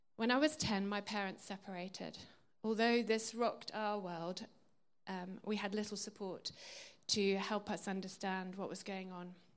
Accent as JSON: {"language": "English", "region": "England", "country": "United Kingdom", "tie": "born or raised there", "said": "I was brought up in England, a Christian country"}